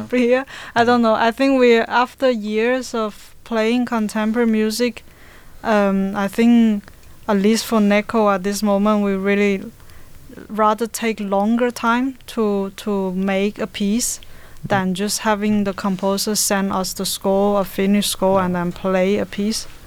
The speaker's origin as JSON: {"language": "English", "country": "China", "moved": "yes", "lives_now": "Denmark", "said": "originally I'm from China, but I have been in Denmark for like 15 years"}